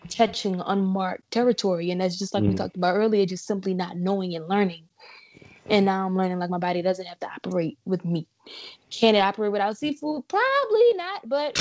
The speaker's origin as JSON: {"language": "English", "town": "New Orleans", "region": "Louisiana", "country": "United States", "said": "I'm from New Orleans. Like, it's a seafood city."}